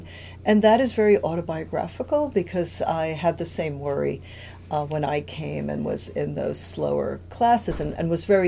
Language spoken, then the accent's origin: English; New York, United States; English is a second language; also born or lived in Cuba; I am an immigrant from Cuba. I arrived as a child to New York and had to learn English, had to learn, you know, a whole new way of doing things in the United States.